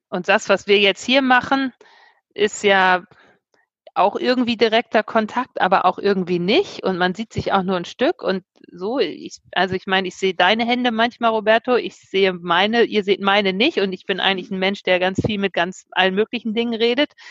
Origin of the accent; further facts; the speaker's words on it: Bremen, Germany; moved away as an adult; also born or lived in London, United Kingdom; also, ähm, ich bin ein äh, Akademikerkind, ähm, aufgewachsen in Bremen, ähm, habe Abitur gemacht, bin dann mangels Zukunftsideen nach London gegangen, habe dort erstmal gejobbt, dann irgendwann auch in England, London studiert.